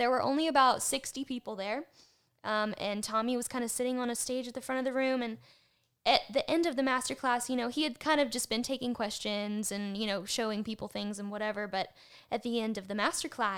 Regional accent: Baton Rouge, Louisiana, United States; moved away; also born or lived in Mississippi; I'm from Baton Rouge, but I lived in Mississippi for a long time

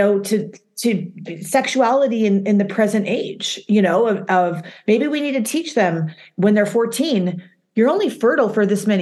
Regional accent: Utah, United States; now in New York, United States; Now I was raised in Utah

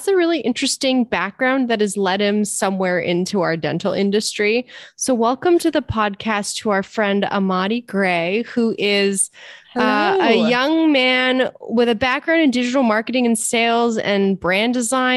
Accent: Toronto, Ontario, Canada; You're in my hometown

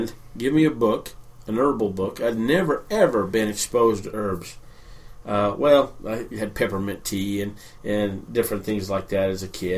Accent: New Mexico, United States; moved away as an adult; also born or lived in Willamette Valley, Oregon; When I was a kid growing up in New Mexico, now New Mexico doesn't have a lot of green

